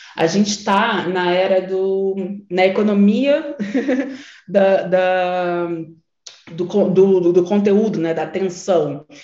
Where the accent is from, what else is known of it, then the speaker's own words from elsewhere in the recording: Nilópolis, Rio de Janeiro, Brazil; moved away as an adult; now in São Paulo, Brazil; eu sou uma mulher negra da Baixada Fluminense, que eu nasci em Nilópolis